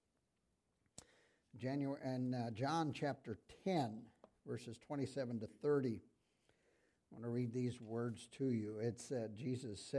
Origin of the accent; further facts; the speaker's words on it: Iowa, United States; I'm from Iowa